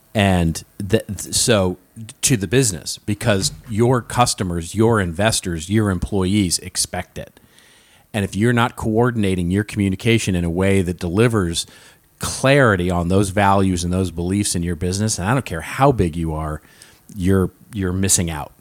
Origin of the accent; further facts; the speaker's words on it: Los Angeles, California, United States; my hometown of Los Angeles